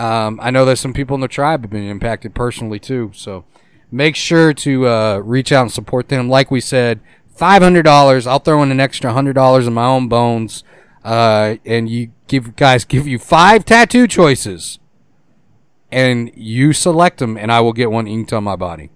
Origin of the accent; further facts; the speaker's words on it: Boston, Massachusetts, United States; Pick up my car. I'm from Boston. Give me my car.